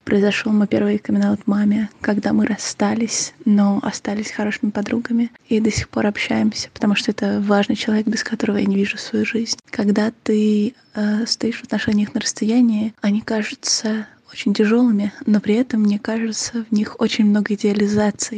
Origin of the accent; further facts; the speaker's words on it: Ukraine; я из Украины